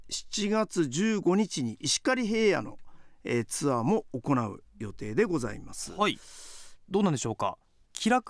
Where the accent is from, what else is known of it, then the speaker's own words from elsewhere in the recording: Hokkaido, Japan; 私も北海道生まれで北海道で育ちましたけども